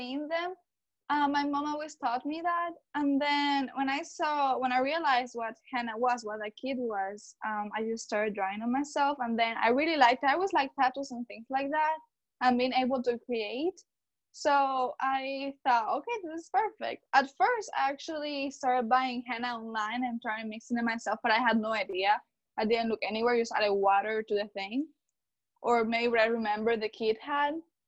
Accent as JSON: {"language": "English", "country": "Cuba", "moved": "as an adult", "lives_now": "Atlanta, United States", "said": "I am from Cuba. So when I came to the United States about 5 years ago"}